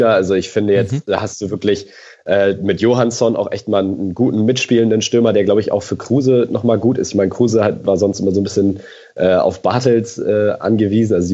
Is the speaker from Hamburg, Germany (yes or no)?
yes; Hamburg, Germany; Also, und das sage ich ja als Hamburger jetzt nicht unbedingt gerne.